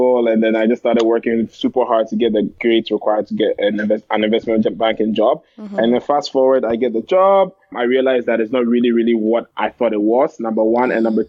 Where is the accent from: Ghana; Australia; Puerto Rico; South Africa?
Ghana; moved away as an adult; now in Canada; But I went to Carleton. I'm from Ghana. As I said … Did high school in Ghana.